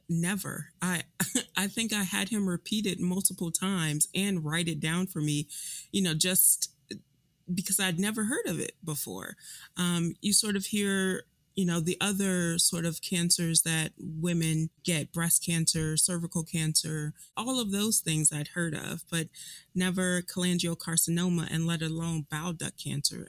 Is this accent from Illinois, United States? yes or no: yes; Chicago, Illinois, United States; moved away as an adult; I was born and raised in Chicago, um, left Chicago for college